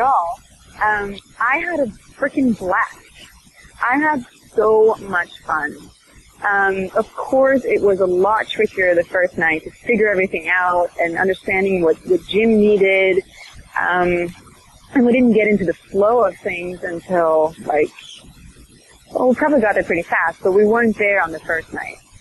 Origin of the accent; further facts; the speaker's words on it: Sweden; I'm from Sweden